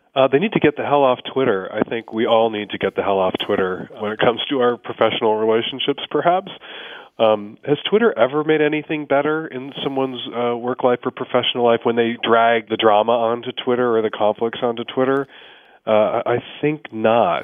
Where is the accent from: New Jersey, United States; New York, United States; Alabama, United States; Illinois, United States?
Illinois, United States; Chicago; now in Seattle, United States; as a kid growing up in Chicago